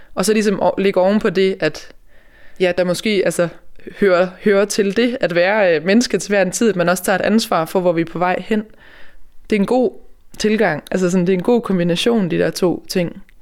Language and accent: Danish; Denmark; vi som danskere